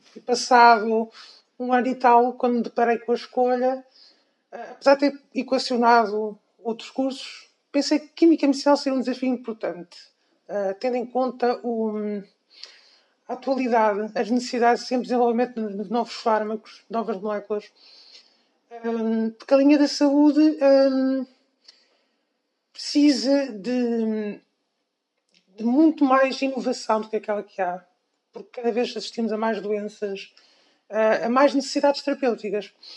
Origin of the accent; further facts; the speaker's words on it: Coimbra, Centro, Portugal; eu nasci em Coimbra, uhum. portanto, tudo, toda a minha educação foi feita uh, aqui em Coimbra, desde o ensino